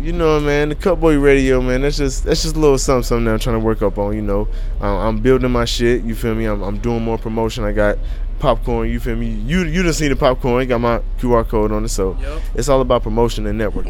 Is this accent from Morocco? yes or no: no; Covington, Kentucky, United States; also born or lived in Joliet, Illinois; now in Cincinnati, United States; I always rep Covington because that's where I grew up